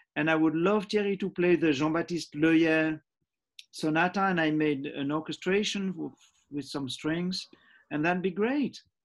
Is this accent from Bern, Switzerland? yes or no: no; Geneva, Switzerland; also born or lived in Zambia; we came back to Geneva, Switzerland, when I was nearly seven years